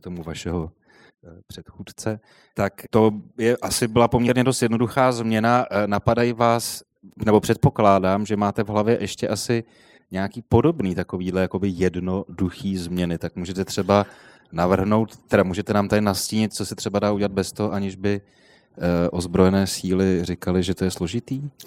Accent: Prague, Czechia; jsem se narodil v Bubenči a jezdil jsem vždycky do centra

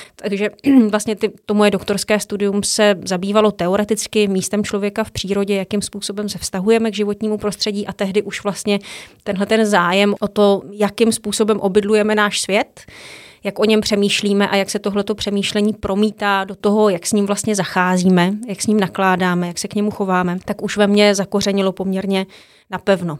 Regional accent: Nové Město na Moravě, Vysočina Region, Czechia; moved away as an adult; also born or lived in Svalbard / Groningen, Netherlands; do Nového města na Moravě, odkud pocházím

